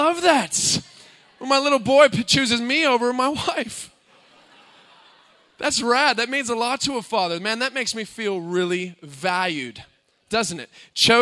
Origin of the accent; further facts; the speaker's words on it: United States; moved away; my brother and I come from the States